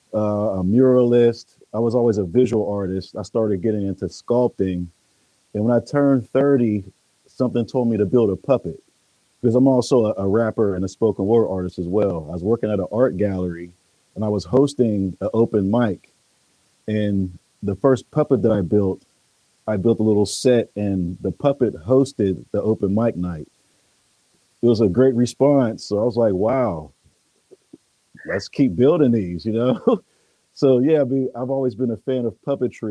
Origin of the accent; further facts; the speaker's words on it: Pittsburgh, Pennsylvania, United States; moved away as an adult; I'm from Pittsburgh, Pennsylvania